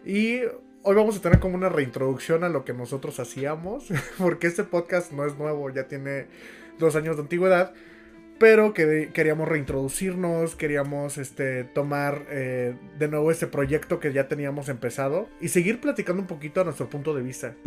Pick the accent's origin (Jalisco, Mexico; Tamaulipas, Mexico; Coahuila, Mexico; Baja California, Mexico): Tamaulipas, Mexico; Tampico; moved away as an adult; Nosotros somos de Tampico, pero Melissa tiene viviendo en Puebla eh, cuatro años. Entonces eh, yo vivía hace dos años cuando empezamos el podcast en Tampico y pues me he estado moviendo